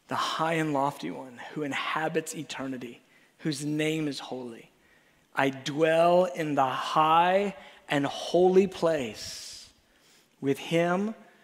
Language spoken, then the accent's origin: English; United States; We're so American